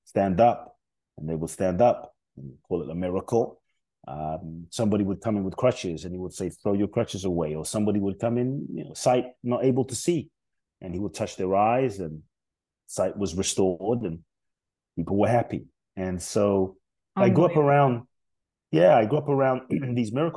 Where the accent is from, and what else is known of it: London, United Kingdom; born or raised there; also born or lived in Ghana